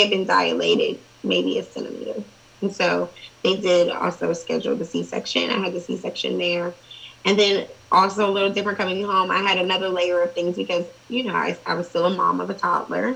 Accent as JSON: {"language": "English", "town": "Columbus", "region": "Ohio", "country": "United States", "tie": "born or raised there", "said": "I grew up inner city. Um, I went to private school, like K through fourth, fifth grade, and then I went to inner city schools, and then um, for high school, I moved to the suburbs"}